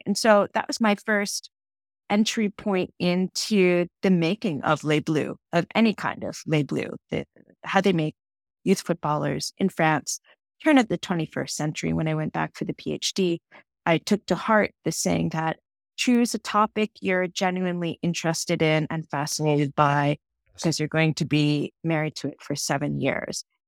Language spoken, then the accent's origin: English; just outside of Boston, Massachusetts, United States; I was born and raised just outside of Boston, Massachusetts